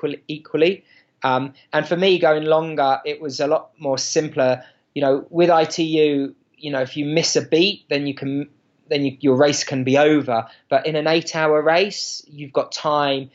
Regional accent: England, United Kingdom; moved away as an adult; now in Boulder, United States; growing up in England and the United Kingdom.

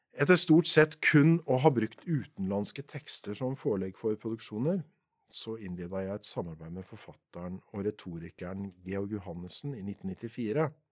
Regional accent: Porsgrunn, Telemark, Norway; born or raised there

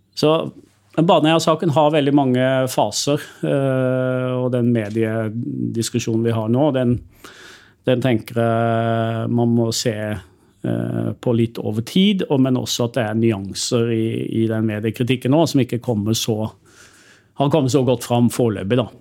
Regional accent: Sørlandet, Southern Norway, Norway; Jeg er jo fra Sørlandet

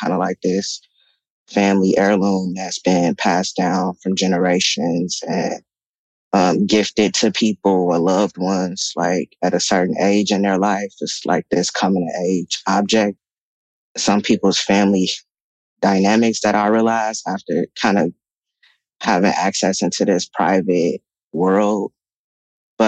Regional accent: Chicago, Illinois, United States; now in Los Angeles, United States; The Rosenwald is the first apartment building that I was raised

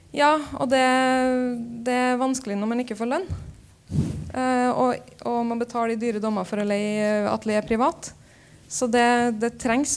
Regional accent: Trondheim, Trøndelag, Norway; moved away as an adult; also born or lived in Copenhagen; når jeg flytta fra Trondheim

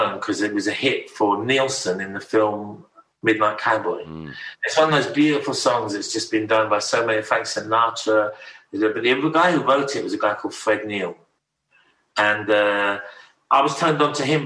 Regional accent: King's Lynn, East of England, United Kingdom; moved away as an adult; also born or lived in Haddington, East Lothian, Scotland / Australia; I spent most of my teenage years before my mom and my youth before I went to live in Australia in King's Lynn

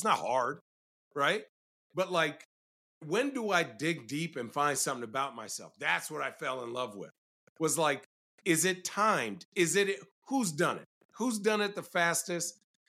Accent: Arizona, United States; So I grew up in Arizona.

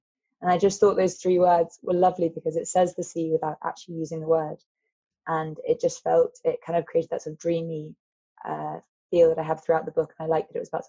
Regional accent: Lelant, South West England, United Kingdom; My mum, it's such an important part of her life is that she's Cornish. So why not try Cornwall? And we are from Lelant, which is almost exactly opposite. It's on the north coast and Newlyn's on the south coast.

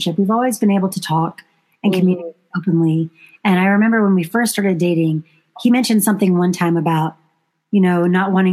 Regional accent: the South, United States; I was raised very conservatively in the South

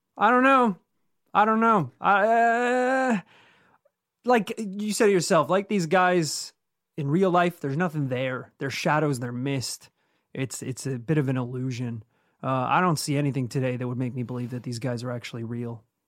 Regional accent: Northern Ireland, United Kingdom; where we grew up in Northern Ireland

